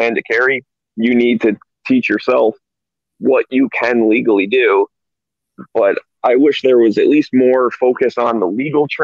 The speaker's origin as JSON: {"language": "English", "region": "Michigan", "country": "United States", "moved": "yes", "lives_now": "California, United States", "said": "originally I'm from Michigan"}